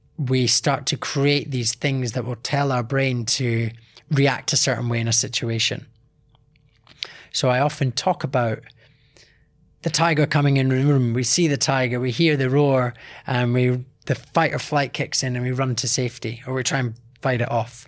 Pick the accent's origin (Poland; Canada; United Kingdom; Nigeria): United Kingdom; Scotland; from a young age doing martial arts, growing up in Scotland